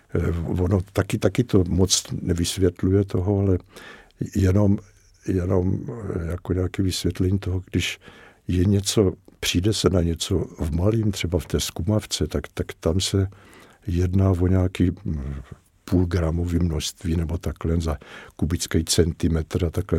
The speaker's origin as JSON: {"language": "Czech", "country": "Czechia", "said": "že jsme Češi a že jsme, že jsme teda Čechoslováci"}